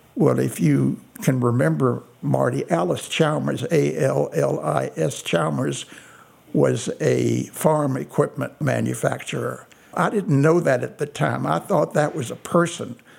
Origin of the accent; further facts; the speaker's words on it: Meissenheim, Baden-Württemberg, Germany; My story began in a very small village in the southwestern part of Germany called Meissenheim.